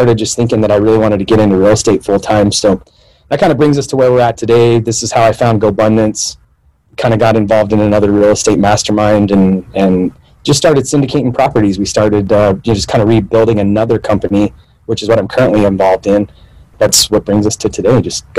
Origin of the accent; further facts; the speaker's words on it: Pocatello, Idaho, United States; also born or lived in Mexico / Arizona; The day I was born in Idaho, Pocatello, Idaho, and I spent the next 8 years of my life. I had a dad who was a drunk, alcoholic, drugs, so kind of moved all over. I lived in Mexico, Arizona.